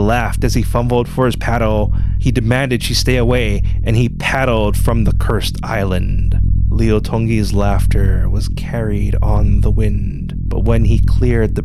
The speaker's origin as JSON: {"language": "English", "region": "Hawaii", "country": "United States", "said": "I'm a Hawaiian Asian"}